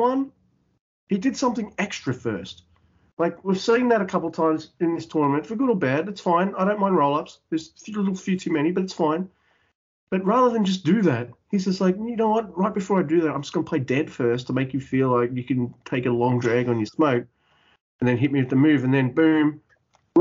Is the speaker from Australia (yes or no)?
yes; Australia; I'm Australian.